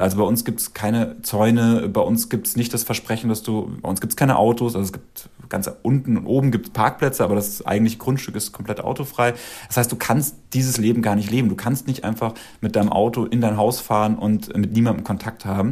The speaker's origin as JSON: {"language": "German", "town": "Dachau", "region": "Bavaria", "country": "Germany", "also_born_or_lived": "Munich", "moved": "yes", "said": "Ich komme ja aus, aus Dachau und ich habe in, in München gewohnt und bin 2003, nee, 2005 von dort weggezogen."}